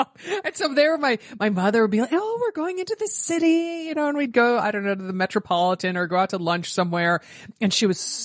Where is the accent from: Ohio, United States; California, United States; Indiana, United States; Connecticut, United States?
Connecticut, United States; I grew up in Connecticut